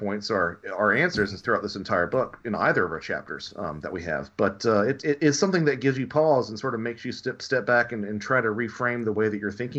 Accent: Southern United States, United States; Yeah, well, I'm a Southerner. I can make fun of Southerners.

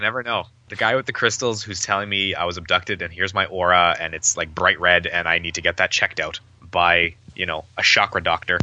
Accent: Winnipeg, Manitoba, Canada; I'm from Winnipeg

